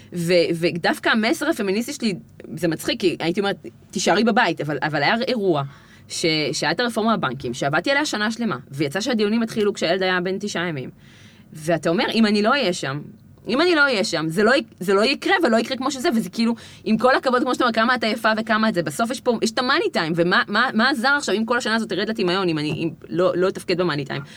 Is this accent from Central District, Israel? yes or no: yes; Gan Yavne, Central District, Israel; גדלנו בגן יבנה, שאז הייתה פריפריה לכל דבר, כי זה היה בין גדרה לאשדוד